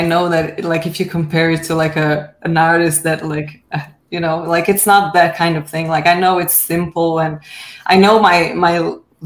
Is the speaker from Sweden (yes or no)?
no; Brazil; now in Canada; I'm from Brazil, but I live in Canada now.